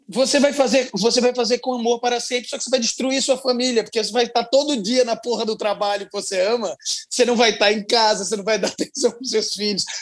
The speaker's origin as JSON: {"language": "Portuguese", "town": "Maceió", "region": "Alagoas", "country": "Brazil", "said": "Eu sou de Alagoas, lá de Maceió"}